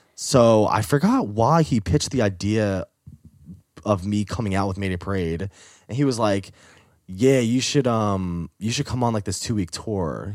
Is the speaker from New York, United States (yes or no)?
yes; New York, United States; moved away as an adult; also born or lived in Boston; that's when I moved from New York to Boston